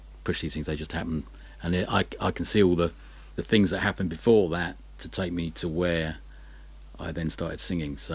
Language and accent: English; Isle of Sheppey, Kent, South East England, United Kingdom; now in Brighton, United Kingdom; where I grew up, I grew up on the Isle of Sheppey, and it's a little bit out on a limb there. It's in the Thames estuary. It's on the Kent coast